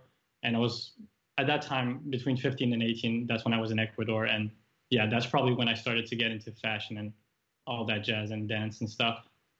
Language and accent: English; Paris, Île-de-France, France; English is a second language; also born or lived in Japan / Toronto, Canada; I'm French Japanese. But I grew up traveling the world, moving countries every 3 years, more or less. So I was born in Paris, moved to Japan 2 weeks after that, still a baby.